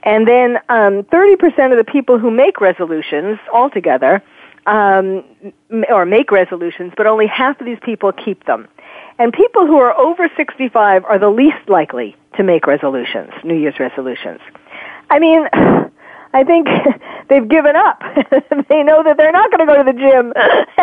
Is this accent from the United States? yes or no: yes; New York, United States; I'm from, born and raised in New York